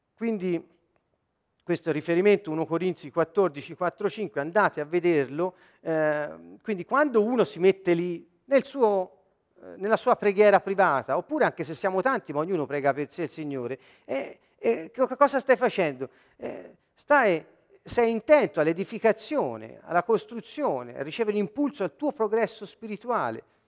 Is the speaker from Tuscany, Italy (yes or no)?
yes; Siena, Tuscany, Italy